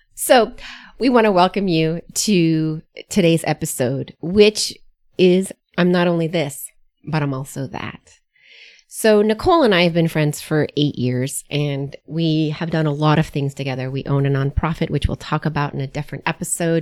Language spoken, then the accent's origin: English; United States; I was born and reared in the United States, though, first generation American